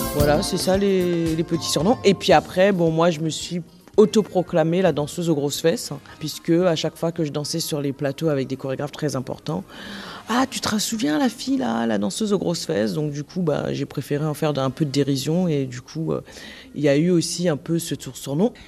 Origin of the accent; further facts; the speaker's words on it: Guadeloupe; je suis originaire de la Guadeloupe